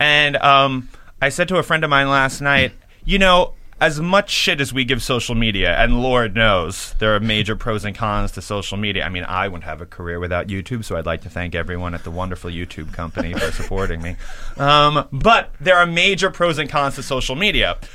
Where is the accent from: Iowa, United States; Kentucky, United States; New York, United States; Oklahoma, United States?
New York, United States; I'm a New Yorker